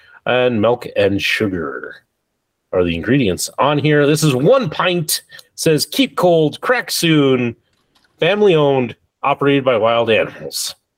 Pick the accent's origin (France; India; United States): United States; Spearfish, South Dakota; Spearfish, South Dakota, my hometown.